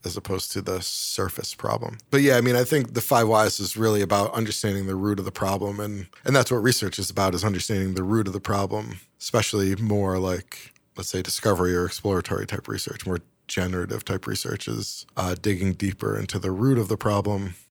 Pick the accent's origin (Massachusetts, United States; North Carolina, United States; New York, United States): New York, United States; Syracuse; moved away as an adult; also born or lived in Boston / Atlanta; I grew up in Syracuse, both very cold, snowy places.